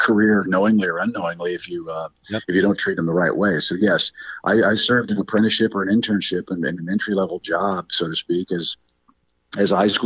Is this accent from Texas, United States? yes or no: no; St. Louis, Missouri, United States; I grew up in St. Louis, didn't see my dad very much until I came to college.